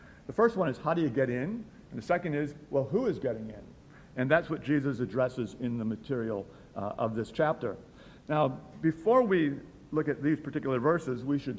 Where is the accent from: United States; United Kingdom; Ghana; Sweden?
United States; Milwaukee, Wisconsin; I grew up in Milwaukee, in Wisconsin.